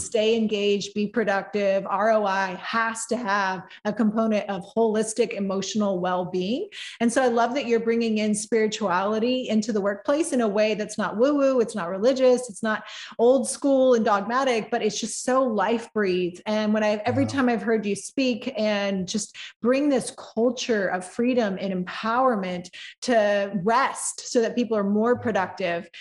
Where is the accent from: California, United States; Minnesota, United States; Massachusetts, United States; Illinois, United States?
California, United States; moved away; also born or lived in the South; I have been in the South too long, even though originally I am from California. And my little Southern isms are starting to come out.